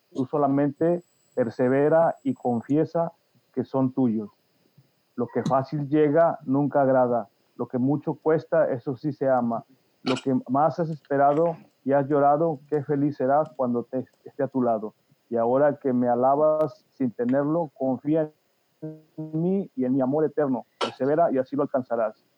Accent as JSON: {"language": "Spanish", "region": "Veracruz", "country": "Mexico", "moved": "as an adult", "lives_now": "New Jersey, United States", "said": "Yo soy del estado de Veracruz, de hmm. un pueblo muy pequeño en la parte central, Plan de las Saya se llama"}